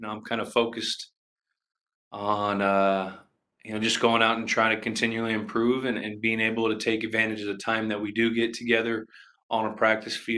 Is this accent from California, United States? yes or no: yes; Redwood City, California, United States; growing up in Redwood City, they had Edgewood Park